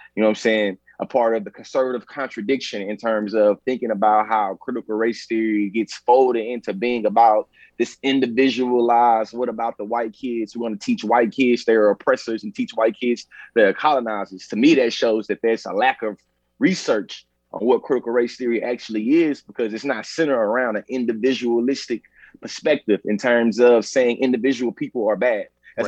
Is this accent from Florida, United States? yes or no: no; Bryan, Texas, United States; I'm born and raised in Texas